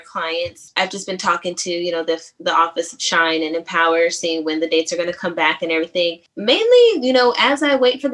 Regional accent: San Diego, California, United States; now in Atlanta, United States; I'm from San Diego, and then I live in Atlanta now, and I've moved here in like 2007

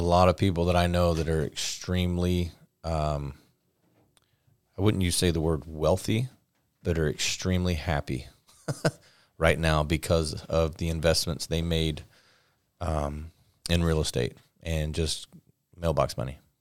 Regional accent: Florida, United States; I'm from Florida

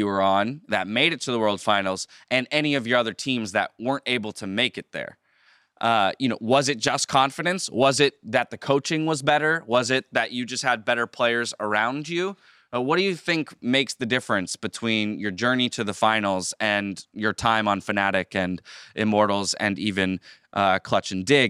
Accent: San Diego, California, United States; I grew up in San Diego, so you know, West Coast, Southern California, my whole life.

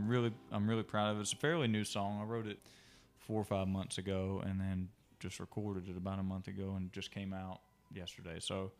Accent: Ashland, Alabama, United States; born there; I was born in Alabama, which is a small town, Ashland and Lineville. They're two different towns, but they're really close together.

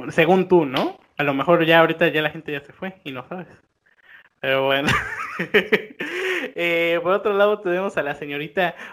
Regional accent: Mexico; somos de México, ¿no?

